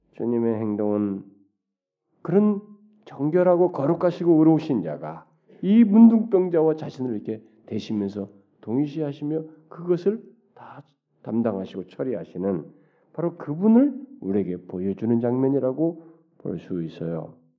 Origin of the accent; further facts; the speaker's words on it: South Korea; 우리 한국 사람들은